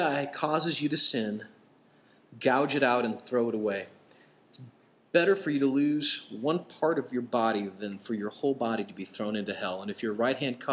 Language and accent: English; Nebraska, United States; moved away; I grew up in Nebraska.